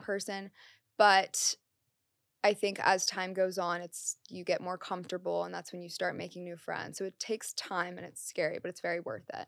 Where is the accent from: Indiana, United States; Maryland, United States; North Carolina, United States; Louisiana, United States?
Maryland, United States; moved away as an adult; now in New York City, United States; I'm from Maryland, so all my family was from Maryland